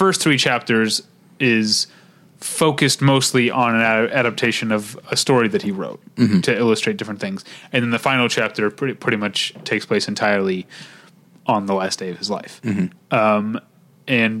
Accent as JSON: {"language": "English", "town": "St. Louis", "region": "Missouri", "country": "United States", "said": "I am from St. Louis"}